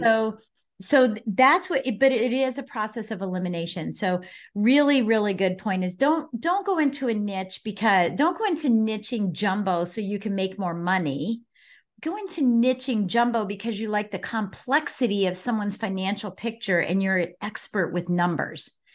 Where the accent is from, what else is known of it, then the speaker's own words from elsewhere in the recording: Colorado Springs, Colorado, United States; I was born and raised in Colorado Springs